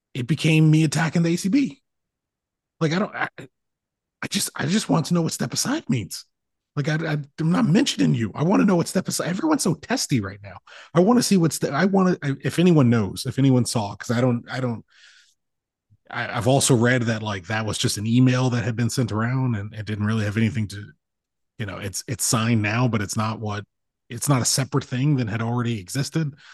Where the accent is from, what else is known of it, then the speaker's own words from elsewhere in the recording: United States; I'm an American